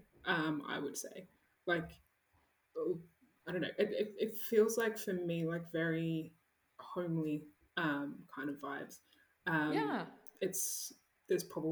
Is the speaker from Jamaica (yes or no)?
no; Sydney, New South Wales, Australia; I grew up in Southwest Sydney